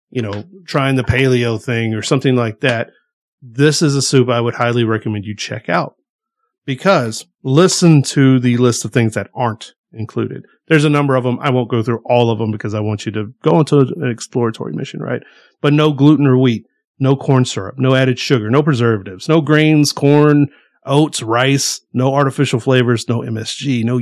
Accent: the South, United States; We are from the South. We like things just a little bit spicier

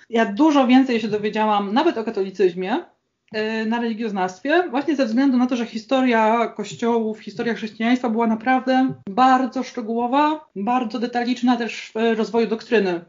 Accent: Gdańsk, Pomeranian Voivodeship, Poland; Jestem z Gdańska

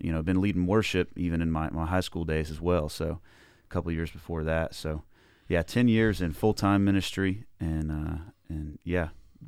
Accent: Gainesville, Florida, United States; Yeah, I grew up in the Gainesville area. High Springs and Newberry is where I, you know, currently lived up until now

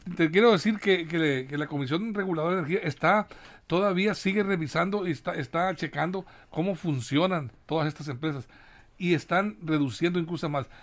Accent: Mexico; como productores que somos los mexicanos

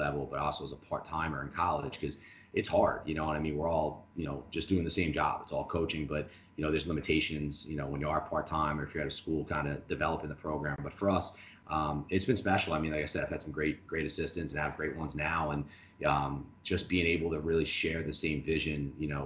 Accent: Long Island, New York, United States; moved away as an adult; growing up on Long Island, you know, I played for St. Dominic

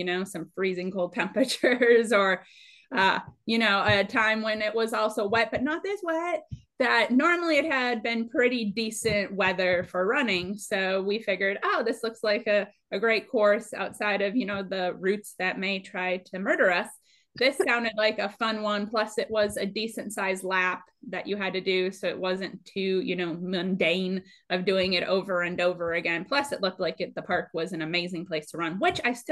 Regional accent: Minnesota, United States; moved away as an adult; also born or lived in Dallas-Fort Worth, Texas; now in San Antonio, United States; born and raised in Minnesota

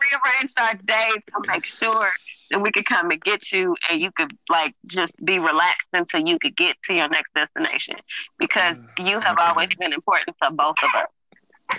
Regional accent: Cleveland, Ohio, United States; I am from Cleveland, Ohio

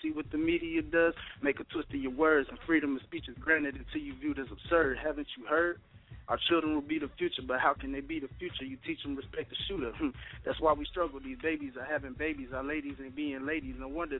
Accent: Atlanta, Georgia, United States; also born or lived in Virginia Beach; So I claim Atlanta most of the time as my city because I grew up here in Atlanta.

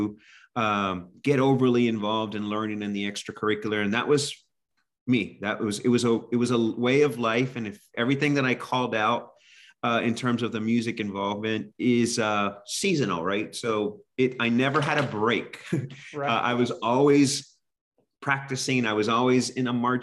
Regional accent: Corpus Christi, Texas, United States; now in Pennsylvania, United States; I grew up in South Texas, right around the Corpus Christi area, very close to the Mexican border.

